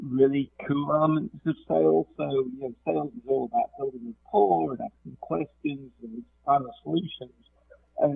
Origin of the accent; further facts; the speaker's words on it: England, United Kingdom; accent: English; moved away as an adult; now in United States; you may tell from my accent, I'm English